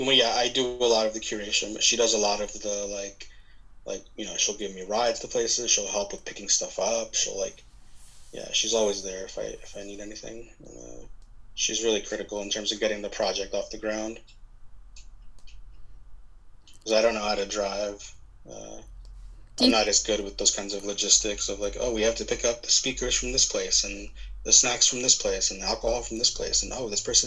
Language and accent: English; New York, United States; I'm from New York